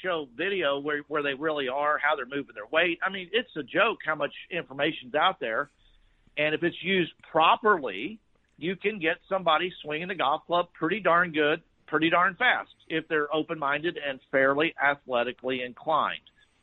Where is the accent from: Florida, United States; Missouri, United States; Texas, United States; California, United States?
Texas, United States; Fort Worth; I grew up in Fort Worth